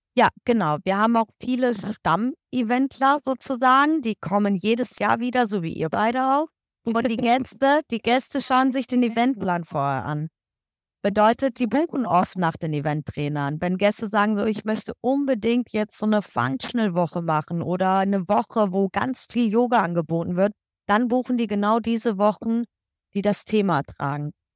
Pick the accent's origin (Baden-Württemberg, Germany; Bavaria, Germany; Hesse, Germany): Hesse, Germany; Kassel; moved away as an adult; now in Egypt; Ich komme ursprünglich aus der Ecke Kassel, Nordhessen